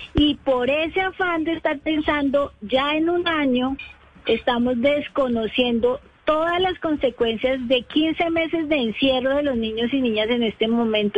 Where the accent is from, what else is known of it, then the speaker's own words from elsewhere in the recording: Bogotá, Colombia; yo soy de Bogotá